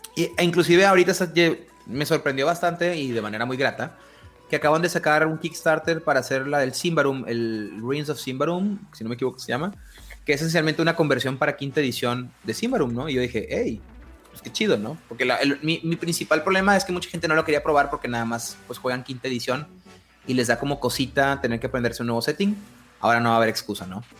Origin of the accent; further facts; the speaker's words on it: northern Mexico, Mexico; aquí estoy hablando desde mi privilegio norteño, es nada más tengo que manejar una hora y media para llegar a, Estados Unidos